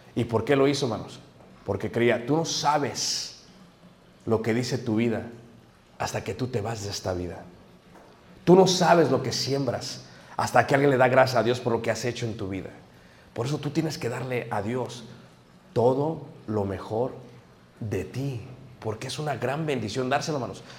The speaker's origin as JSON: {"language": "Spanish", "region": "Mexico City", "country": "Mexico", "said": "Nosotros somos de Ciudad de México, mi madre nos llevaba al estado de Guerrero y nos mandaba con mi abuelo"}